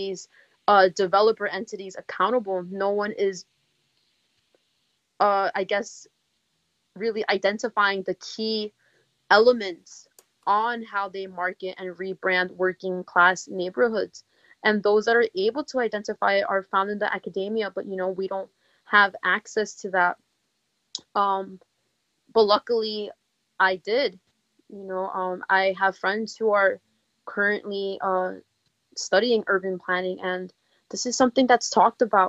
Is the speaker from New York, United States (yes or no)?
yes; New York City, New York, United States; I'm from the East Bronx. I don't live too far from Bronx Park East